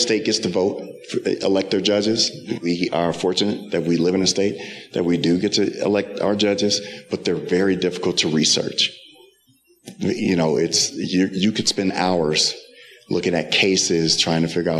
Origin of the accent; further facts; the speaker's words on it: Wisconsin, United States; now in Colorado, United States; I'm from Wisconsin